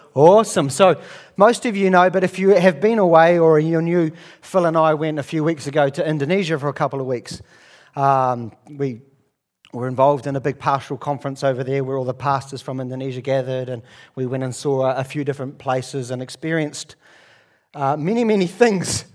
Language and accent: English; New Zealand; being born and raised in New Zealand and not traveled anywhere